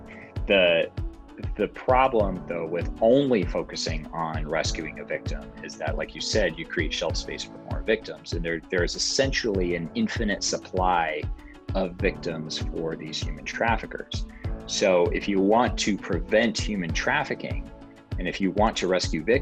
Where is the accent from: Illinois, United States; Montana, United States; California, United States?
Montana, United States; Billings; moved away; Grew up in Billings, Montana, which is a pretty cool place to be from